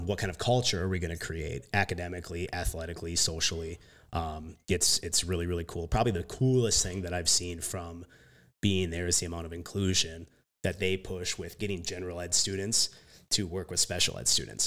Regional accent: Jackson, Minnesota, United States; I, like, spent the last two years coaching back at Jackson, like, that's my hometown

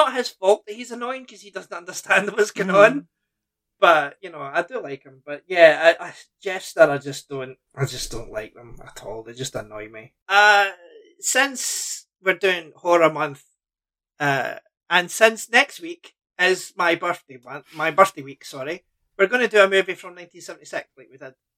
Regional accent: Scotland, United Kingdom; born or raised there

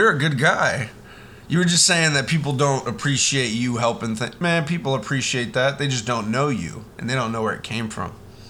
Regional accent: South Florida, United States; I grew up in South Florida, and we were all like Dolphins fans.

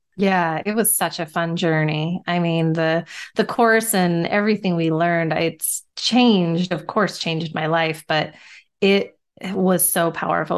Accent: Nevada, United States; growing up in Nevada, we always had the casinos

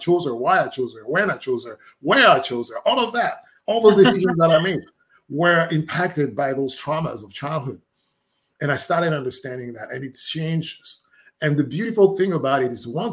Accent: Côte d’Ivoire; moved away; I'm from West Africa, Ivory Coast. That's the country where I was born in.

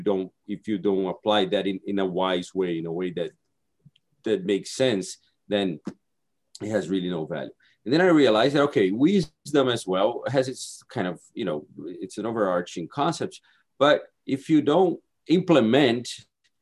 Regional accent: Brazil; English is a second language; moved away as an adult; also born or lived in Hawaii; now in United States; I'm originally from Brazil. I came to Hawaii to get my master's degree

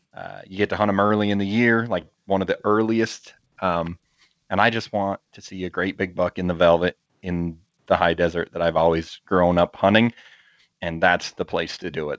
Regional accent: Utah, United States; my home state of Utah

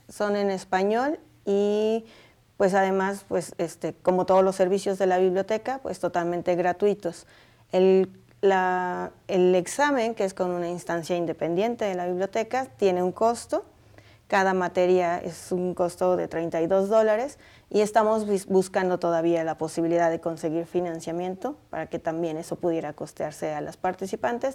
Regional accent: Puebla, Mexico; now in Boulder, United States; en mi pueblo decimos ajonjolí de todos los moles. Y soy de Puebla

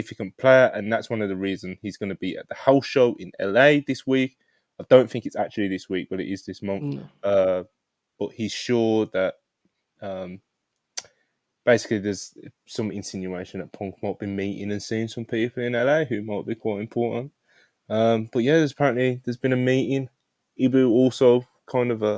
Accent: Jamaica; I'm Jamaican

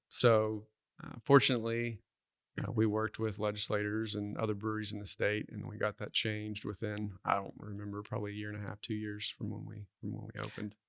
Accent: Duncan, Oklahoma, United States; moved away as an adult; now in Stillwater, United States; I'm originally from Duncan, Oklahoma

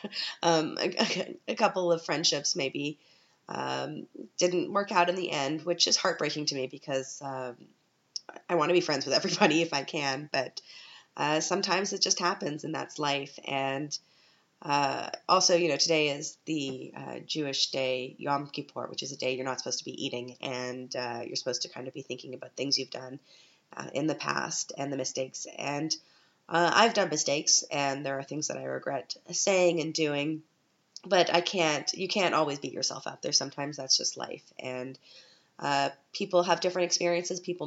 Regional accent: Canada; now in Vienna, Austria; I'm a Canadian

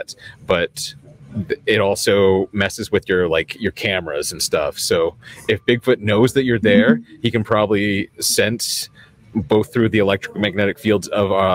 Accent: Vancouver Island, British Columbia, Canada; I grew up on Vancouver Island

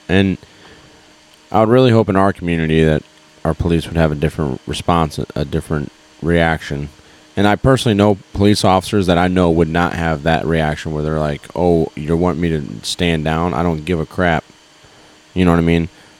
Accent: Texas, United States; And I'm a Texan. Nothing like against you Texans.

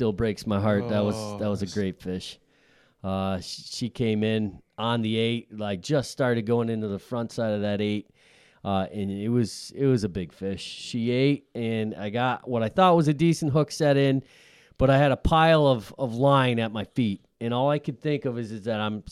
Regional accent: Scranton, Pennsylvania, United States; moved away as an adult; also born or lived in Syracuse, New York; now in western Pennsylvania, United States; I'm originally from the Scranton area over in the eastern half

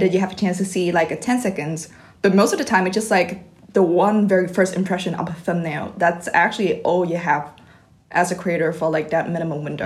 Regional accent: Vietnam; English is a second language; moved away; I'm come from Viet

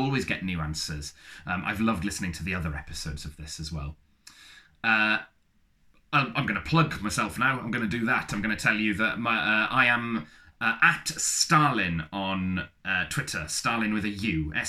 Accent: Wales, United Kingdom; our sort of USP, I suppose, is that we are both Welsh bisexuals, and we are watching the most Welsh bisexual TV programme in the world.

